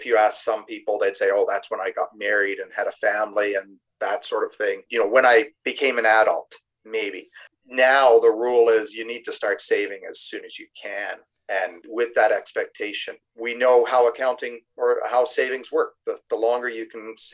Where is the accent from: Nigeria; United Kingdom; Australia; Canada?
Canada; as a Canadian